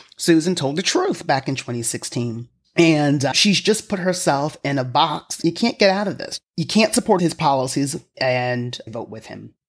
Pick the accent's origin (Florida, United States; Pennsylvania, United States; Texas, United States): Pennsylvania, United States; my home state of Pennsylvania